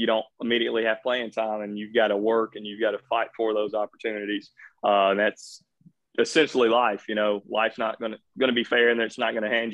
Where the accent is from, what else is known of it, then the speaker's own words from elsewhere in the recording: Bowling Green, Kentucky, United States; moved away as an adult; also born or lived in Gallatin, Tennessee; Here from small town Bowling Green, Kentucky. Went to Warren East High School, class of 2012